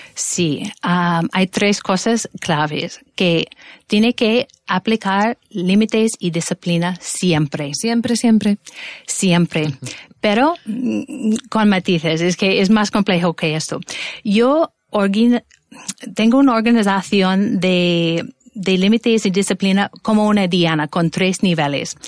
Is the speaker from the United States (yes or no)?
yes; Minnesota, United States; Spanish is a second language; moved away; soy de Estados Unidos y en concreto de Minnesota